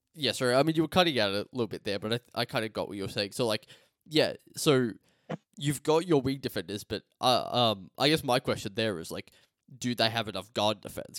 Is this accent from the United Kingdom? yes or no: no; Australia; as an Australian